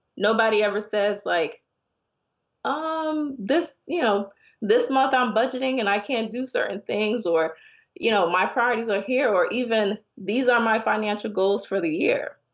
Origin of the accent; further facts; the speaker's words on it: Miami, Florida, United States; moved away as an adult; also born or lived in Connecticut / Ghana; I'm originally from Miami, but I'd moved up to Connecticut